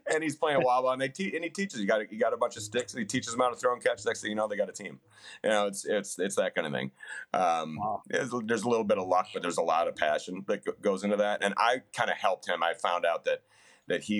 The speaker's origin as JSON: {"language": "English", "town": "Appleton", "region": "Wisconsin", "country": "United States", "tie": "born or raised there", "also_born_or_lived": "St. Paul, Minnesota", "said": "I moved from St. Paul to Appleton"}